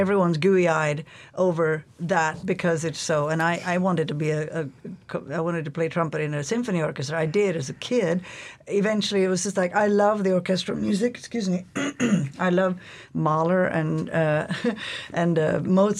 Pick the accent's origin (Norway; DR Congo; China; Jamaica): Norway; English is a second language; also born or lived in Toronto, Canada / London, England; now in Alaska, United States; I'm from Norway originally